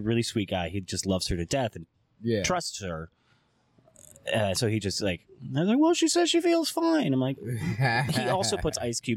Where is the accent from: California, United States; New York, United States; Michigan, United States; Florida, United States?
Michigan, United States; Ypsilanti; now in New Orleans, United States; I'm from Ypsilanti, Michigan